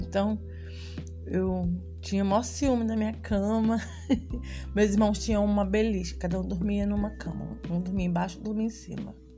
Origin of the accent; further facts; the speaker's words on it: Rio de Janeiro, Brazil; now in Espírito Santo, Brazil; Fui nascida e criada na comunidade de Três Pontes, no Rio de Janeiro, na Zona Oeste